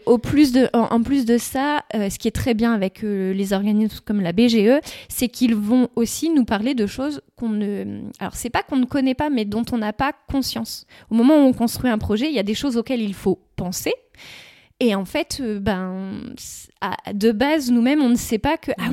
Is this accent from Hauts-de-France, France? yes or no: yes; Sainghin-en-Weppes, Hauts-de-France, France; also born or lived in Richebourg / Lorgies; J'ai grandi, voilà, j'ai grandi à Sante